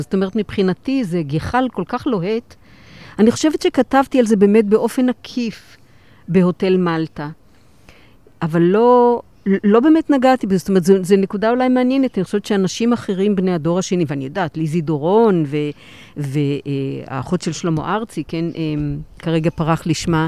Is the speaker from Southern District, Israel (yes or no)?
yes; Kiryat Gat, Southern District, Israel; אני גדלתי בקריית גת, בשכונה, בשכונת עולים